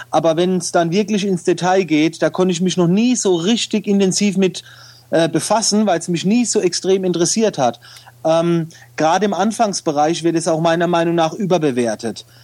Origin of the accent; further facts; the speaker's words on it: Oftersheim, Baden-Württemberg, Germany; aber ich komme aus der Nähe von Mannheim